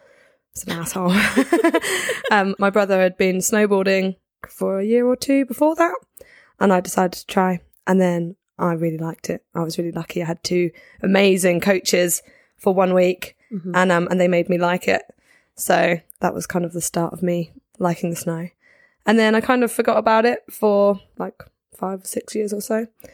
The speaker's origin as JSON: {"language": "English", "town": "Guildford", "region": "South East England", "country": "United Kingdom", "tie": "born or raised there", "also_born_or_lived": "Bristol", "moved": "as an adult", "said": "I grew up in Guildford, which for anyone who doesn't know, is like halfway between London and the coast."}